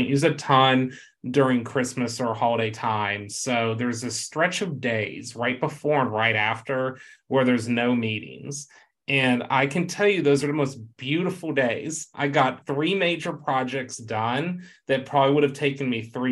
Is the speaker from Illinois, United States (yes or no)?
no; Texas, United States; my home state, of course, Texas